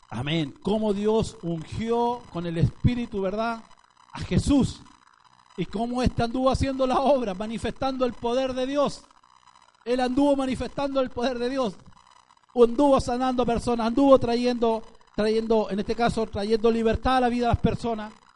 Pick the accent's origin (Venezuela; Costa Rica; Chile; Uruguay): Chile; nosotros como chilenos